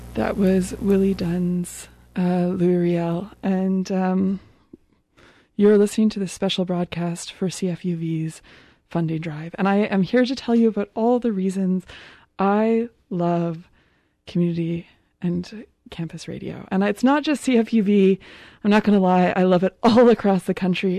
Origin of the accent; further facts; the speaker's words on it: Winnipeg, Manitoba, Canada; now in Victoria, Canada; this local band from my hometown